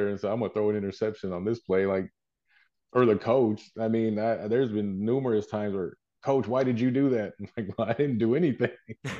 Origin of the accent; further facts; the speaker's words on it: Texas, United States; people always ask me, are you from New York? No, I'm from Texas.